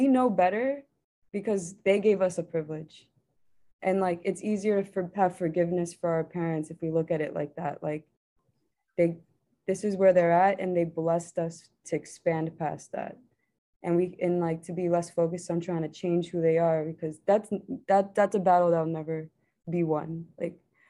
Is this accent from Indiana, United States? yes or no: no; New York City, New York, United States; I'm from New York City